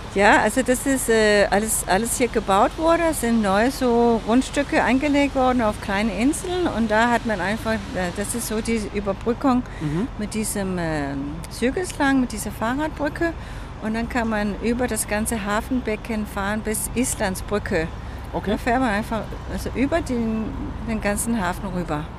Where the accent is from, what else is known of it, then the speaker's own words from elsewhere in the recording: Copenhagen, Capital Region of Denmark, Denmark; German is a second language; Kopenhagen ist ja meine Heimat und äh, ja, hier wohne ich